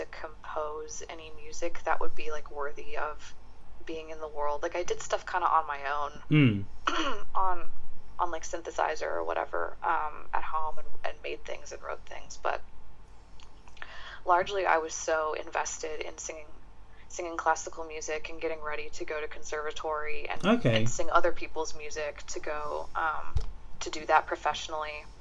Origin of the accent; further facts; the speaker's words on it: San Diego, California, United States; I grew up in San Diego, California